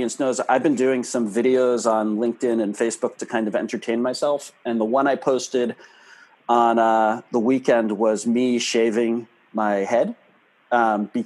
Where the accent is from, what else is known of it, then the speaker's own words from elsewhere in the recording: New York, United States; being a New Yorker